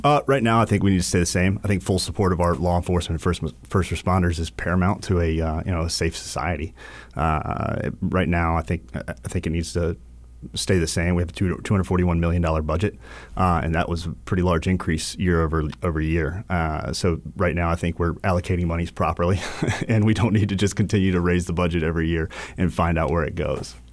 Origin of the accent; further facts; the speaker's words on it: New Bern, North Carolina, United States; also born or lived in Charleston; now in Wilmington, United States; I was originally from New Bern, North Carolina.